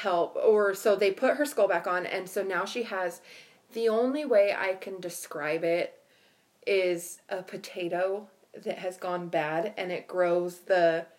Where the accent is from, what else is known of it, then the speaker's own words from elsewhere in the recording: Florida, United States; I'm from Florida, y'all.